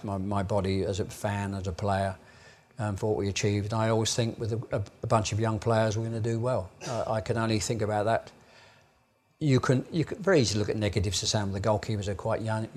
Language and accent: English; England, United Kingdom; I'm obviously an English fan. I'm an Englishman.